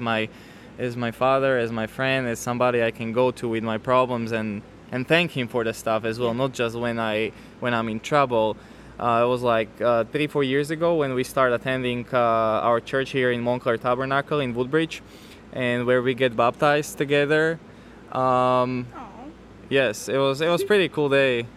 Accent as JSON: {"language": "English", "country": "Slovakia", "tie": "born or raised there", "moved": "as an adult", "lives_now": "United States", "said": "born and raised. I'm coming from Slovakia, uh-huh. born and raised uh, I moved to the States when I was 24"}